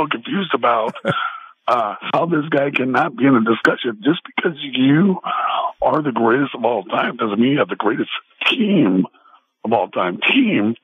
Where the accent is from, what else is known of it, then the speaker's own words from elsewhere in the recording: Sacramento, California, United States; we're in my hometown